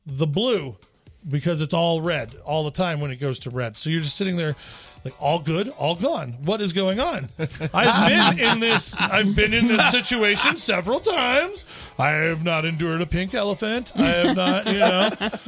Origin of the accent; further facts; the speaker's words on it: Louisville, Kentucky, United States; my hometown, Louisville, Kentucky